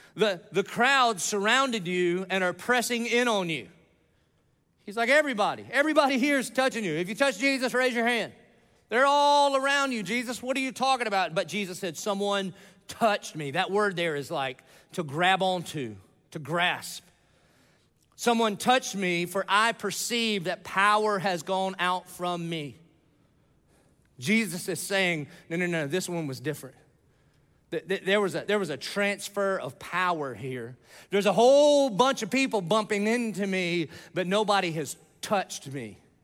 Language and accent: English; Dillon, South Carolina, United States; moved away; I grew up in Dillon, South Carolina. It's off of I ninety five. It's a little podunk nowhere town